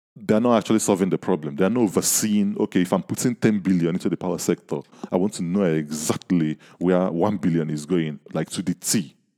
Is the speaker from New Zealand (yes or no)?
no; Nigeria; I'm from Nigeria, I live in Nigeria